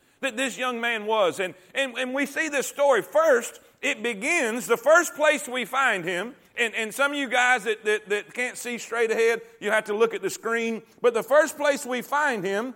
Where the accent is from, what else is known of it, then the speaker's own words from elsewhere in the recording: Fort Pierce, Florida, United States; moved away as an adult; also born or lived in Stuart, Florida / Okeechobee, Florida / South Carolina / Barnwell, South Carolina; now in Alabama, United States; I grew up in a place called Fort Pierce, Florida, until I graduated high school